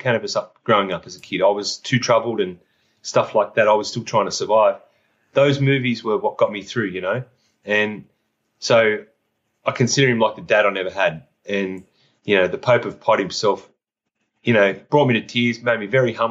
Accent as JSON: {"language": "English", "country": "Australia", "said": "I'm from Down Under."}